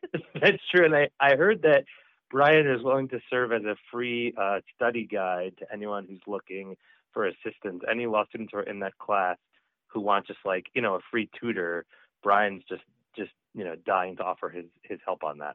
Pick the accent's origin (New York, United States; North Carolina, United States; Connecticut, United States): New York, United States; New York area, United States; now in Boston, United States; I'm from the New York area originally. I'm a, I'm a, I'm a Boston transplant